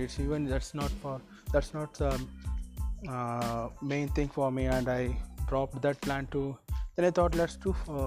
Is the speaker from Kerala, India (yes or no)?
no; Hyderabad, Telangana, India; I am from Hyderabad